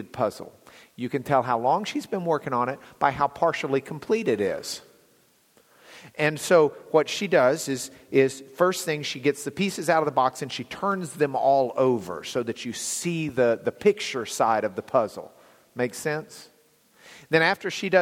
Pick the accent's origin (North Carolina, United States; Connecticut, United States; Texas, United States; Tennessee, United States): Texas, United States; Lubbock; also born or lived in Dallas; where I grew up in Lubbock